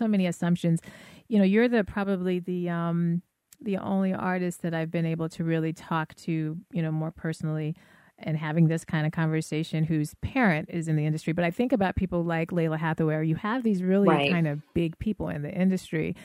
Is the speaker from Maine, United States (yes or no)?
no; Denver, Colorado, United States; now in Chicago, United States; I was raised in Denver. I'm now in Chicago